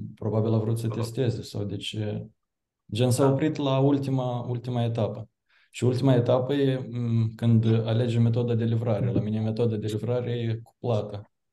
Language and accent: Romanian; Chișinău, Moldova; sunt din Chișinău, probabil accent un pic o să mă dea de gol